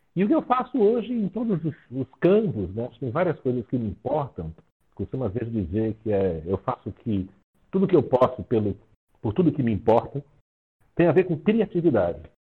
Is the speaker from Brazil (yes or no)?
yes; Rio de Janeiro, Brazil; now in São Paulo, Brazil; Eu sou do Rio de Janeiro, mas tenho em São Paulo há muitos anos.